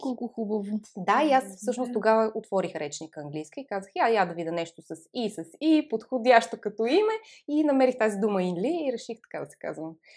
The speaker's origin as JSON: {"language": "Bulgarian", "town": "Montana", "region": "Montana Province", "country": "Bulgaria", "tie": "born or raised there", "said": "аз съм родом от Монтана"}